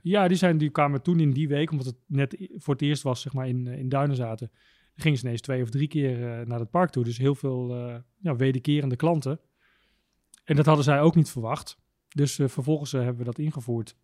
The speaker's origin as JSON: {"language": "Dutch", "town": "Tuk", "region": "Overijssel", "country": "Netherlands", "said": "ik kom uit het eh, prachtige dorpje Tuk"}